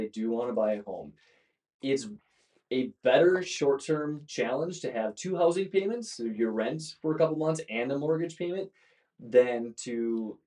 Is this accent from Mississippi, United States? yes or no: no; Brillion, Wisconsin, United States; also born or lived in Madison, Wisconsin / Wauwatosa, Wisconsin; I grew up in Northeast Wisconsin